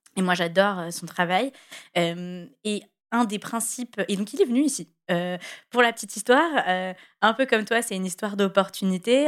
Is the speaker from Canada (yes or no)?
no; France; en tant que Français